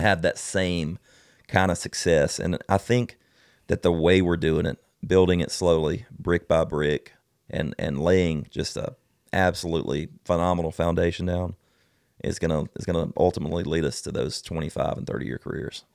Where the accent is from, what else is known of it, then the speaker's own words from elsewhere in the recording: South Alabama, United States; I'm from South Alabama. Of course I'm country